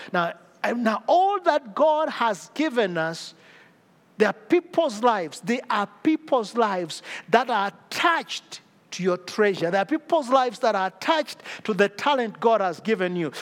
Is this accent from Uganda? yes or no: yes; Uganda; I come from Uganda, I come from Africa